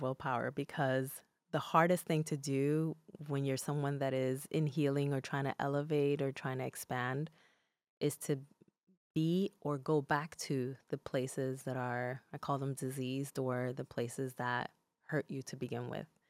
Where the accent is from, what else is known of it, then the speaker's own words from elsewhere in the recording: Newark, New Jersey, United States; first language Spanish; English is a second language; also born or lived in Dominican Republic; I was raised in Newark, New Jersey